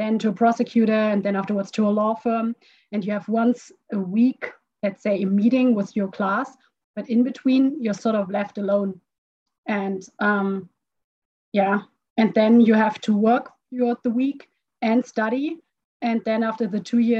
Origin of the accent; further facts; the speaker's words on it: Frankfurt, Hesse, Germany; also born or lived in Stuttgart; now in Munich, Germany; I grew up in Frankfurt.